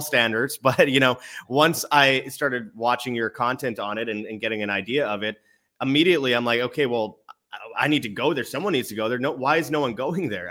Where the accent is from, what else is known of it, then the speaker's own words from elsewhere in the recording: Winnipeg, Manitoba, Canada; moved away; I was in my hometown of Winnipeg